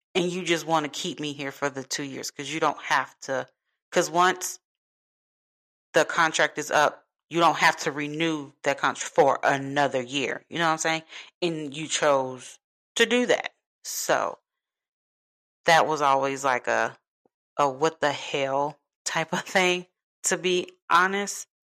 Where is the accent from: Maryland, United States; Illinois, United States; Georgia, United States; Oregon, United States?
Illinois, United States; Chicago; moved away; I'm from Chicago